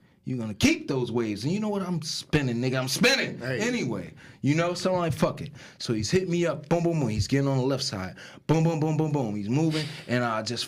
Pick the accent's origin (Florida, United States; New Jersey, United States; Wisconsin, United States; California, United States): New Jersey, United States; Newark; also born or lived in East Orange; I grew up in Newark